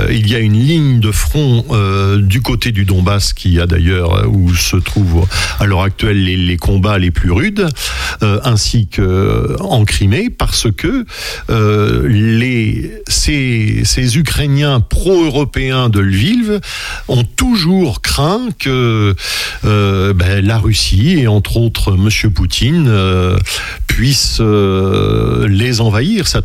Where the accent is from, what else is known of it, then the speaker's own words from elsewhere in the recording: France; parce que nous sommes français